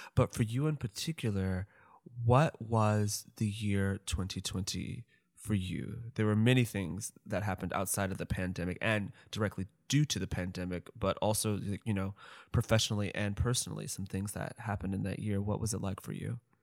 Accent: St. Louis, Missouri, United States; I'm from St. Louis

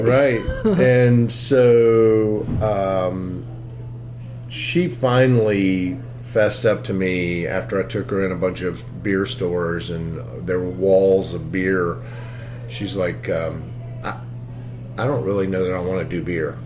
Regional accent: Greenville, South Carolina, United States; I grew up in Greenville, South Carolina, up in the upstate.

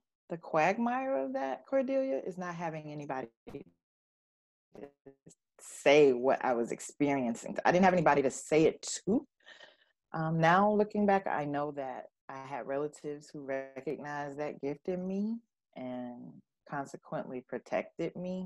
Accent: Florida, United States; I grew up in Florida

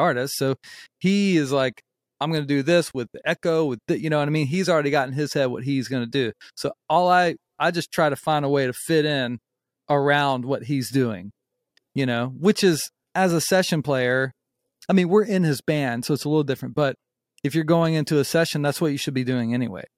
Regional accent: North Myrtle Beach, South Carolina, United States; also born or lived in Charlotte, North Carolina / Summerville, South Carolina; I was born in Charlotte, North Carolina, and then, you know, I grew up in North Myrtle Beach. And then when I was around, I guess a little blurry, I guess when I was around, like, eleven or twelve, we moved to Somerville

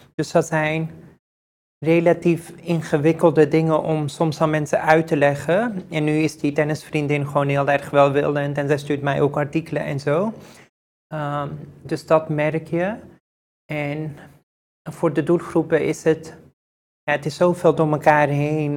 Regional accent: Netherlands; ik ehm, hier ben geboren en getogen in Nederland

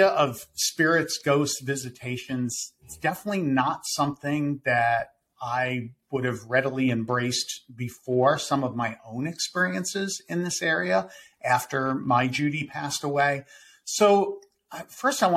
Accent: Winter Park, Florida, United States; my hometown here of Winter Park, Florida

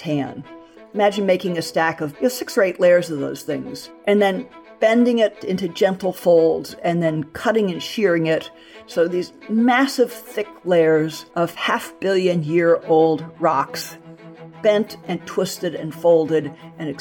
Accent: Southern California, United States; I grew up in Southern California

